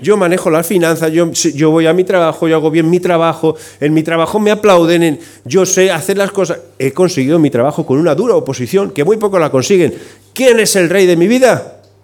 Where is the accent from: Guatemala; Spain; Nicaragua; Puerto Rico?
Spain; en España somos